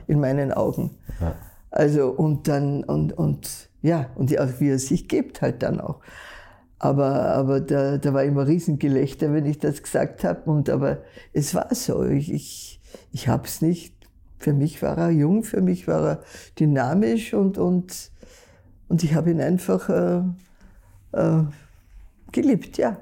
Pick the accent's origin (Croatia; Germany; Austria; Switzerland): Austria; Vöcklabruck, Upper Austria; Ich bin in Vöcklerbruck geboren und aufgewachsen zum Teil